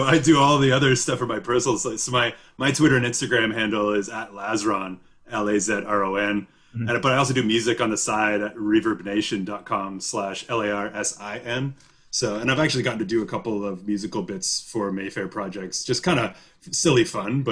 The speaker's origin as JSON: {"language": "English", "region": "northern Ontario", "country": "Canada", "tie": "born or raised there", "said": "I also grew up in a small town, but in northern Ontario"}